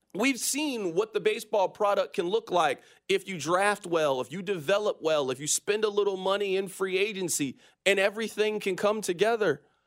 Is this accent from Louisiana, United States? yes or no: no; Kansas City, Missouri, United States; Born and raised in Kansas City, Missouri.